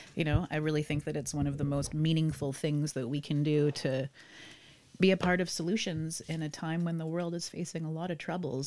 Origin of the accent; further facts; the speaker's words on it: Vancouver, British Columbia, Canada; I grew up in Vancouver